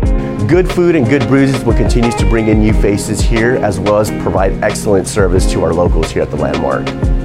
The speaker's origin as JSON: {"language": "English", "town": "Alamo", "region": "Texas", "country": "United States", "said": "I'm originally from Alamo, Texas"}